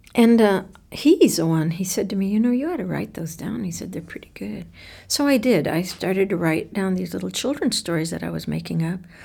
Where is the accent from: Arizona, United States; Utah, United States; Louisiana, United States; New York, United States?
Arizona, United States; Tucson; after we moved away from Barrio Hollywood. When we moved away from living with my grandmother, my father bought a house on Seventh Avenue and Grant Road